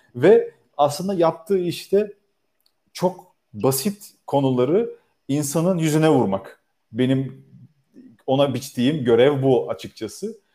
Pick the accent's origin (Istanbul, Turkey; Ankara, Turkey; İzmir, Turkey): İzmir, Turkey; Karşıyaka doğumluyum. Hayatımın çok büyük kısmını orada geçirdim